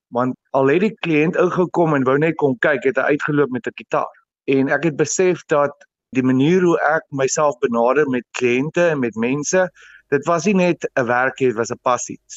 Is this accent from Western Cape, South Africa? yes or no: no; Vereeniging, Gauteng, South Africa; Ja, ek het skool gegaan in Vereniging in Hoërskool 3 Riviere. Ek het my hele skoolloopbaan daar deurgebring